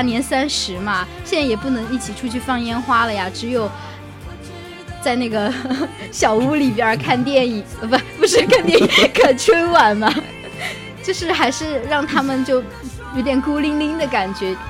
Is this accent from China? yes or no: yes; southern China, China; 作为一个南方人